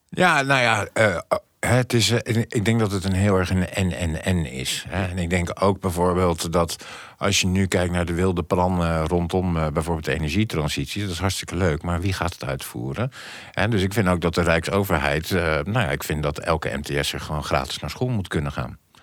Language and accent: Dutch; The Hague, South Holland, Netherlands; ik ben Hagenees